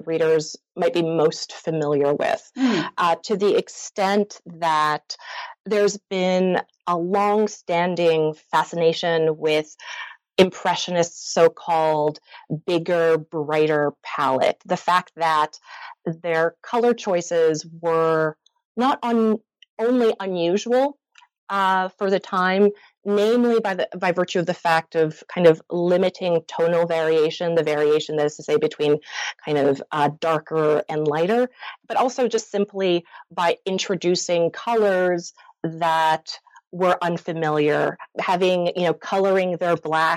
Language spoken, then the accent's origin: English; Montreal, Quebec, Canada; I grew up in Montreal and I attended French elementary school, French high school, junior college